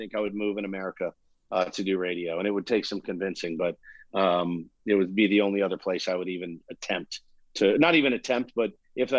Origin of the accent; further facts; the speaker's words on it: Dallas, Texas, United States; moved away as an adult; also born or lived in Chicago / South Bend, Indiana; now in San Diego, United States; growing up in Dallas was nice